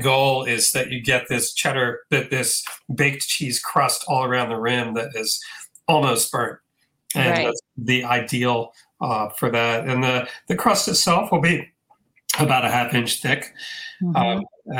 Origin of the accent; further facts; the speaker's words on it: District of Columbia, United States; Yeah, I grew up on Lido's Pizza in the DC area